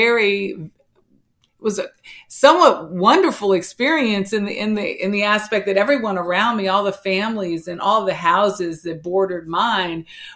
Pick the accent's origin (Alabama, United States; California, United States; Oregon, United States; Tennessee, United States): California, United States; Los Angeles; moved away as an adult; also born or lived in Washington, D.C.; I grew up in South Central Los Angeles with my grandmother